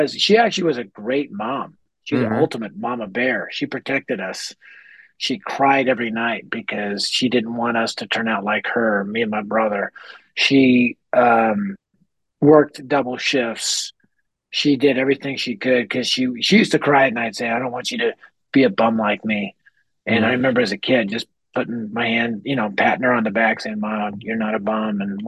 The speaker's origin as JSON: {"language": "English", "town": "Denver", "region": "Colorado", "country": "United States", "tie": "born or raised there", "said": "I grew up in North Denver, which at the time, now it's been gentrified, but at the time it was the highest crime rate area in our city."}